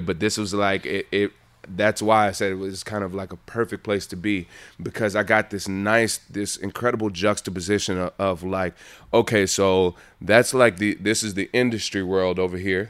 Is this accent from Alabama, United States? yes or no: yes; Montgomery, Alabama, United States; moved away; also born or lived in Los Angeles; born and raised in Montgomery, Alabama